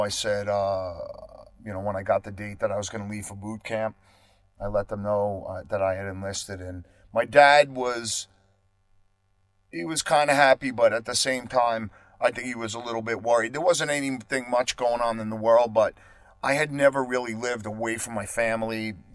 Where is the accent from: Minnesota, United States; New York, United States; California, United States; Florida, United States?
New York, United States; Long Island; moved away as an adult; also born or lived in Queens, New York; I am not going to live and die in my hometown